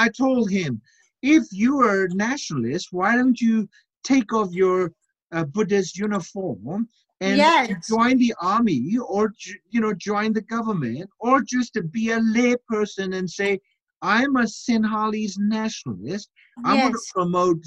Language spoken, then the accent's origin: English; Mandalay, Mandalay Region, Myanmar; in my hometown called Mandalay the upper part of Burma